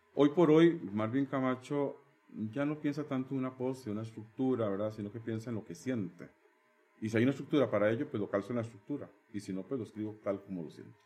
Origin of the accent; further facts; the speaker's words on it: Barva, Heredia, Costa Rica; moved away as an adult; now in Turrialba, Costa Rica; Barba es mi cuna, nací en Barba, amo a Barba